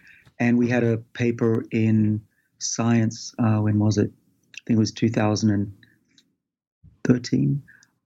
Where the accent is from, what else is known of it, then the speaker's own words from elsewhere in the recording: Sydney, New South Wales, Australia; I did a lot as an Australian growing up in Sydney